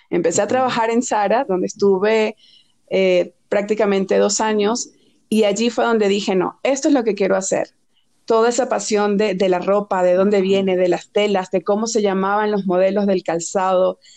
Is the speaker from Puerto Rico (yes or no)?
no; Venezuela; accent: Venezuelan; moved away as an adult; now in Mexico; si reconocen un poco mi acento, soy venezolana. Eh, llegué a México hace seis años